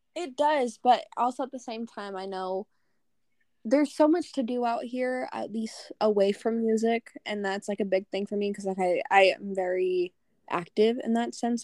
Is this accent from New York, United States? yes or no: no; Norco, California, United States; my hometown of Norco